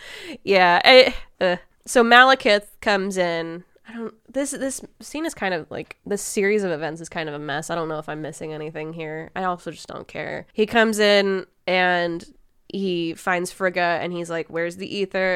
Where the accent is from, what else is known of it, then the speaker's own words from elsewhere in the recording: Midwest, United States; we are from the Midwest, and we go outside of our houses to, like, watch tornadoes